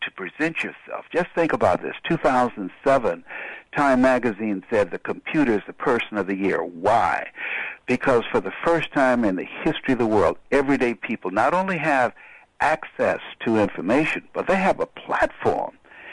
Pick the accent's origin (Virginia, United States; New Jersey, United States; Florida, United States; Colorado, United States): Florida, United States; Miami; I'm from Liberty City